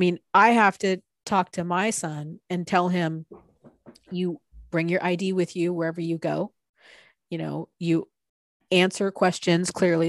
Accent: San Diego, California, United States; now in Portland, United States; my wife and I, you know, we're from San Diego originally, and we grew up in totally different areas of San Diego County

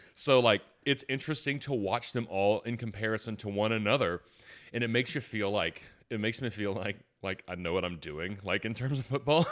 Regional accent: Atlanta, Georgia, United States; I'm from Atlanta

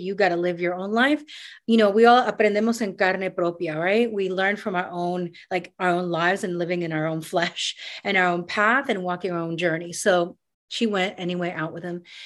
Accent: New York City, New York, United States; also born or lived in Panama; I grew up in New York City. I grew up in Queens

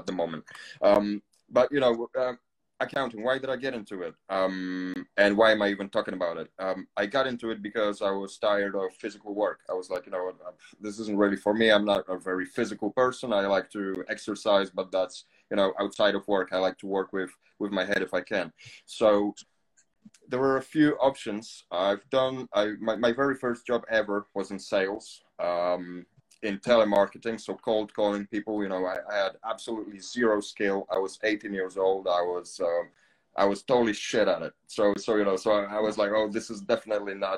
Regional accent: Poland; English is a second language; moved away as an adult; also born or lived in Canary Islands; now in England, United Kingdom; I'm originally from Poland. I've spent most of my life there as a kid

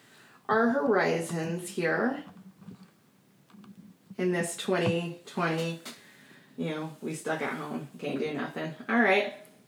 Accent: Oregon, United States; I grew up in Oregon

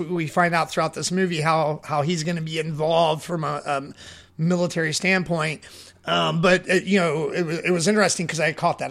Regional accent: Kentucky, United States; I'm from Kentucky.

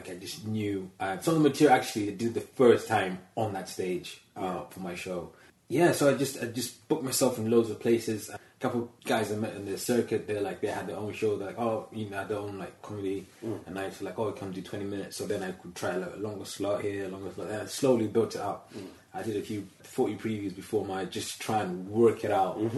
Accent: Zambia; I went back to Zambia, my home country

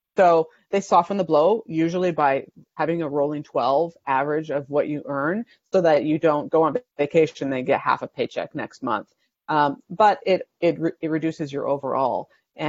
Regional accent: Canada; moved away as an adult; now in United States; I moved down from Canada to be a family physician in 2002, right out of residency.

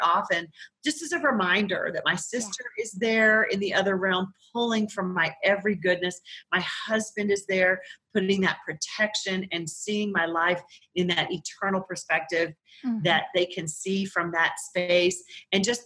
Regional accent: Colorado, United States; I'm from Colorado

